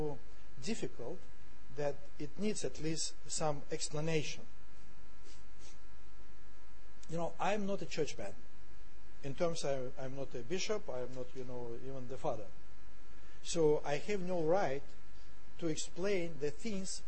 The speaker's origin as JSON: {"language": "English", "region": "Saint Petersburg", "country": "Russia", "said": "I am from St. Petersburg"}